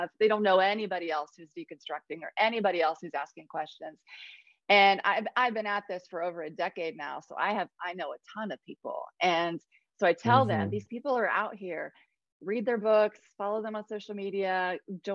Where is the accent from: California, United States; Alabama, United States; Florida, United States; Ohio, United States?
Ohio, United States; moved away as an adult; also born or lived in Cambodia / South Carolina; now in Columbia, South Carolina, United States; I lived in Ohio for 39 years